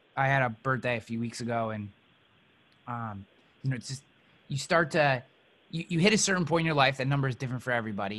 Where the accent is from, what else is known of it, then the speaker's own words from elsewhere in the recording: United States; I was born in the United States